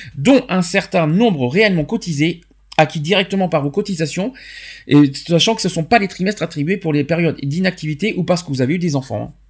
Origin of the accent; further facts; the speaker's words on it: France; chez nous en France